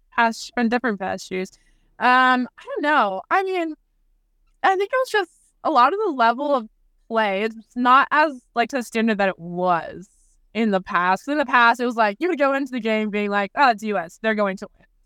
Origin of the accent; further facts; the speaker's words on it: Arizona, United States; moved away as an adult; now in Kansas, United States; Arizona, which is my hometown